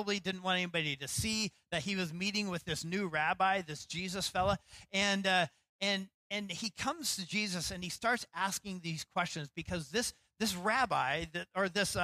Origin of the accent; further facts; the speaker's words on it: Idaho, United States; now in Seattle, United States; when I was growing up in Idaho